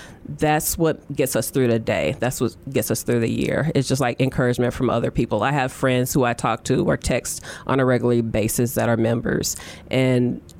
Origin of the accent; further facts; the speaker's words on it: East Chicago, Indiana, United States; I grew up in East Chicago, Indiana, which is Northwest Indiana.